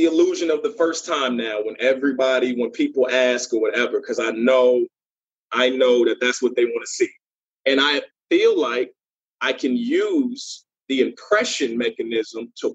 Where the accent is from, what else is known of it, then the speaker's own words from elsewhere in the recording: Norfolk, Virginia, United States; the Norfolk Scope, and to be able to rock the crowd, my hometown crowd